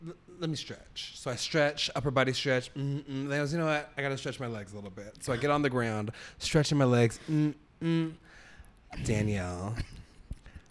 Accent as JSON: {"language": "English", "area": "Orange County", "region": "California", "country": "United States", "tie": "born or raised there", "said": "I grew up in Orange County"}